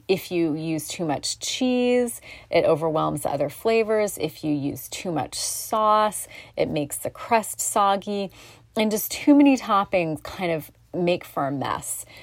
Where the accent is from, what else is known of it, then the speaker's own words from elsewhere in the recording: North Bend, Oregon, United States; Gino's Pizza Inn in my hometown of North Bend